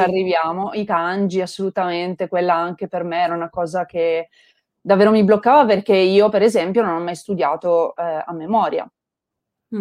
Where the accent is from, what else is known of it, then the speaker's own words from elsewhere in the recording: Turin, Piedmont, Italy; io vengo da Torino